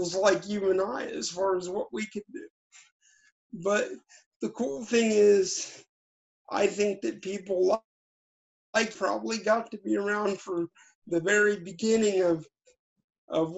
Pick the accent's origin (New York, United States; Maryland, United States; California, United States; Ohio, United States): Ohio, United States; Cincinnati; I grew up in a little town in Cincinnati called Northside